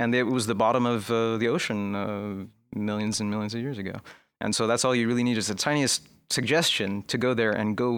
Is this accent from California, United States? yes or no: yes; California, United States; In California.